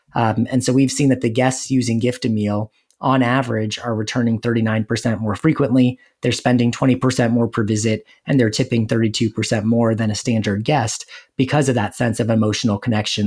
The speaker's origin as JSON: {"language": "English", "town": "Los Angeles", "region": "California", "country": "United States", "moved": "as an adult", "lives_now": "Saint Louis, United States", "said": "I'm originally from Los Angeles, and I came out to Saint Louis"}